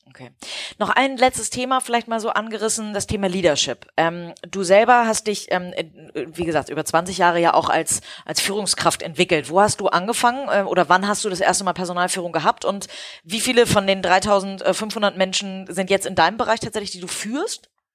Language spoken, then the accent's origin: German; Hamburg, Germany; als Hamburgerin